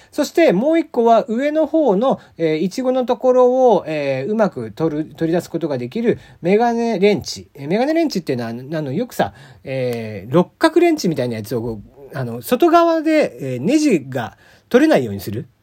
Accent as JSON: {"language": "Japanese", "region": "Kagoshima", "country": "Japan", "tie": "born or raised there", "moved": "yes", "said": "僕の地元、鹿児島"}